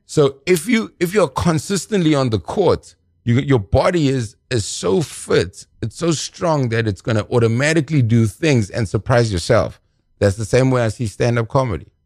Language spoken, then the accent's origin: English; South Africa; I'm from South Africa